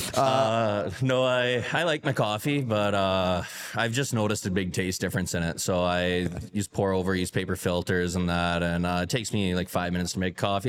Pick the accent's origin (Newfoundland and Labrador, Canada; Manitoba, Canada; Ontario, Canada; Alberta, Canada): Alberta, Canada; Calgary; moved away; Calgary's my hometown